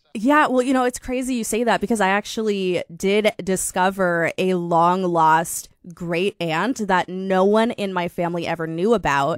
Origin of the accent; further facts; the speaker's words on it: Fort Collins, Colorado, United States; also born or lived in Minneapolis, Minnesota; now in Sacramento, United States; I'm from a small town called Fort Collins, Colorado.